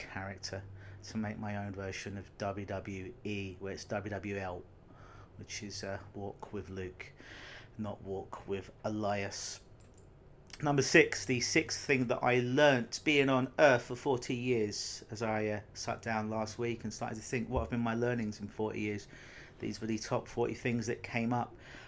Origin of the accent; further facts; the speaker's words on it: London, United Kingdom; now in Canada; Growing up in London, England, I think I probably saw snow twice in my life